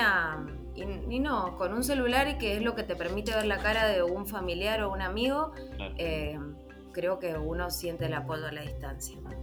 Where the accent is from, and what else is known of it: Argentina; moved away; also born or lived in Chile